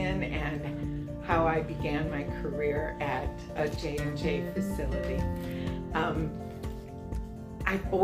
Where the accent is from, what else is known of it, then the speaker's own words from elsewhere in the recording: Belleville, Illinois, United States; I grew up in Belleville, Illinois, which is right across the Mississippi River from St. Louis, in a small town